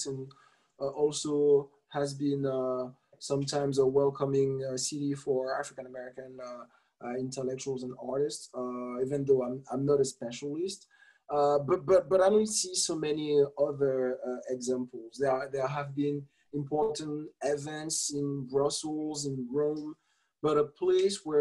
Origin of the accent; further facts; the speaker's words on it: Martinique; moved away as an adult; now in Paris, France; I was born and I grew up in Martinique